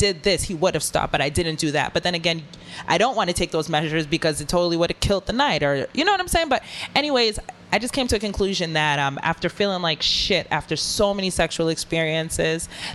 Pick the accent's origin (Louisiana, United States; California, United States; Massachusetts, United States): Massachusetts, United States; Boston; I'm from Boston.